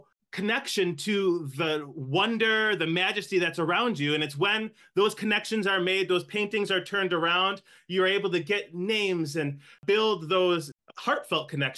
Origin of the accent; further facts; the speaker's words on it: Buffalo, New York, United States; also born or lived in Cheektowaga, New York; I am born and raised in Buffalo